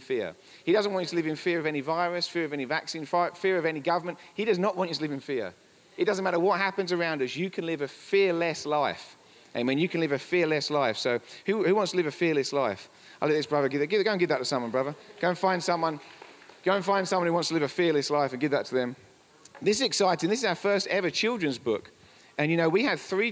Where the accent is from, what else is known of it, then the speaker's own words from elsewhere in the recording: England, United Kingdom; moved away as an adult; now in Colorado, United States; We're from England